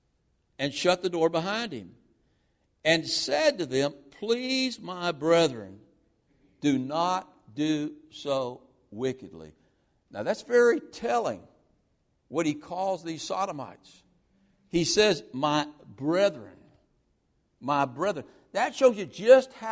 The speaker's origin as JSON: {"language": "English", "country": "United States", "said": "as American Christians"}